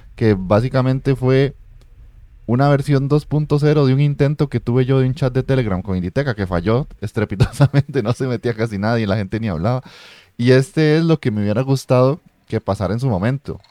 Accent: Costa Rica; yo soy de Costa Rica

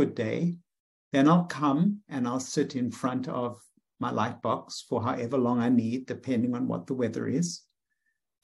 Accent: South Africa; moved away as an adult; now in United States; as I was growing up in South Africa

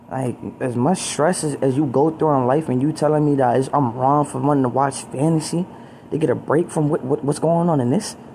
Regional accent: Baltimore, Maryland, United States; I'm from Baltimore

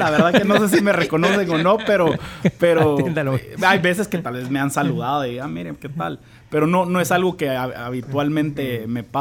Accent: Guatemala; a mí en lo personal, a pesar de que soy de Guate, me gusta el ron zacapa

